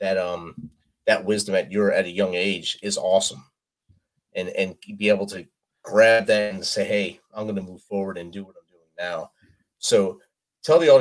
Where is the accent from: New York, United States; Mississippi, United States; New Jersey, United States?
New Jersey, United States; Jersey City; moved away as an adult; also born or lived in the South (US); I'm from New Jersey, so Jersey City